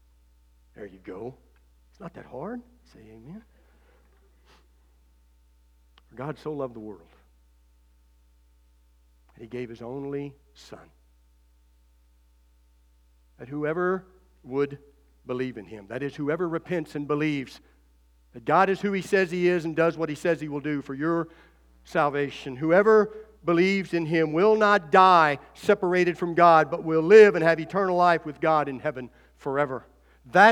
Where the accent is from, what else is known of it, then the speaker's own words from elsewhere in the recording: United States; as American citizens